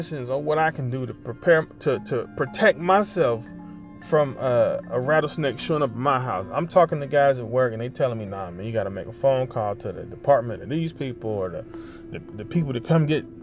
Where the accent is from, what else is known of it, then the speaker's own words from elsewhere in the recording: Ohio, United States; moved away; I grew up in Ohio.